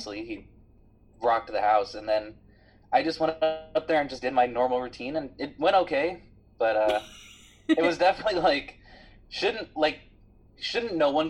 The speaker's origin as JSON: {"language": "English", "town": "Los Angeles", "region": "California", "country": "United States", "said": "I'm from San Pedro."}